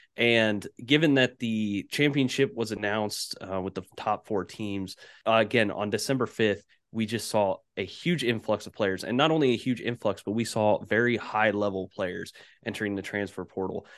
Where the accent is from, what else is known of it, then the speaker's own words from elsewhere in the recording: Indianapolis, Indiana, United States; They're based in Indianapolis, and that's where I'm at currently